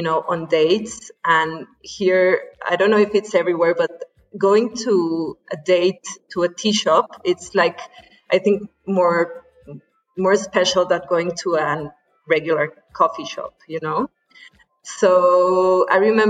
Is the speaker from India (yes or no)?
no; Mexico City, Mexico; I'm from Mexico City